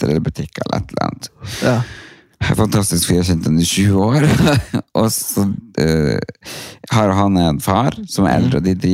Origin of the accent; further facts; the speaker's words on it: Lia, Norway; Ja. Jeg er fra Lia.